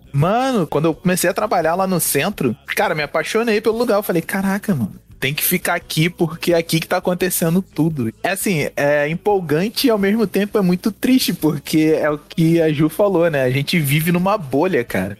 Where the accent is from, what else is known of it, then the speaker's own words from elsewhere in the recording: Rio de Janeiro, Brazil; todos nós somos da Zona Oeste, todos nós somos crias da AP5